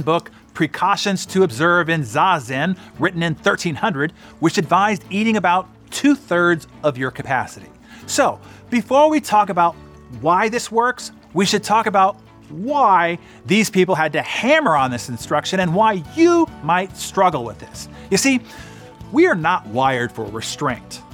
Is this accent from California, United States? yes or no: yes; Bay Area of San Francisco, California, United States; I grew up in the Bay Area of San Francisco